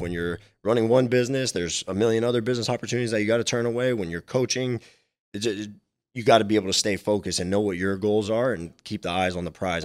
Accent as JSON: {"language": "English", "town": "Miami", "region": "Florida", "country": "United States", "tie": "born or raised there", "said": "I was super young and I was growing up in Miami"}